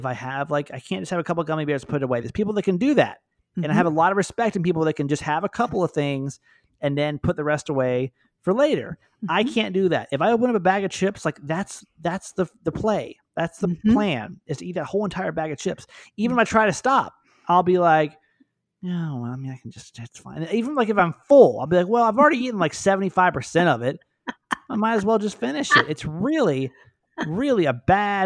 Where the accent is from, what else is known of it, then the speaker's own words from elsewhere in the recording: Norcross, Georgia, United States; I'm from Georgia, this little town called Norcross, Georgia